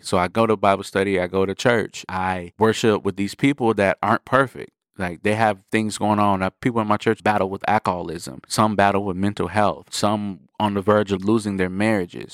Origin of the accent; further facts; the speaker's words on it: Milwaukee, Wisconsin, United States; I'm from Milwaukee, Wisconsin